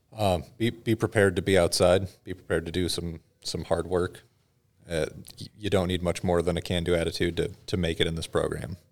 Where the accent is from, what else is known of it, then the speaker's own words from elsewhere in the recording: Washington, United States; moved away; originally, I'm from Washington State